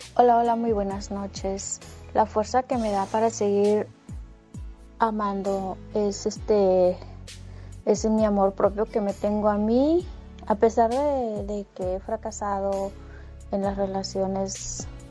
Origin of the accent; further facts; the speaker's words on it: Durango, Mexico; now in Monterrey, Mexico; Yo nací en Durango